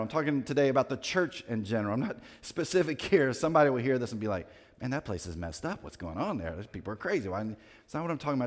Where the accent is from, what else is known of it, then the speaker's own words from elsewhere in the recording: Winston-Salem, North Carolina, United States; I grew up in Winston-Salem, North Carolina